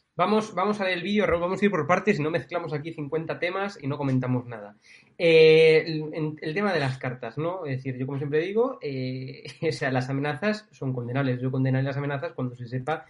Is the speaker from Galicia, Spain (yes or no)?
yes; Galicia, Spain; Soy gallego